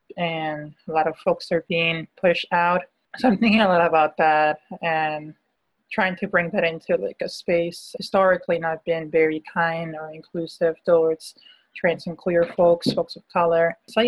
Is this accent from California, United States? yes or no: no; Miami, Florida, United States; also born or lived in Callao, Peru; now in Pittsburgh, United States; I am currently living in Pittsburgh, Pennsylvania in the U.S. I'm originally from Peru, Callao, Peru, but lived most of my life in Miami.